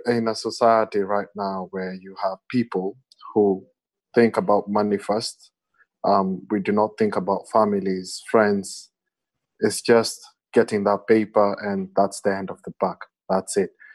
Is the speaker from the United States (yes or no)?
no; Kenya; as an African and more specifically as a Kenyan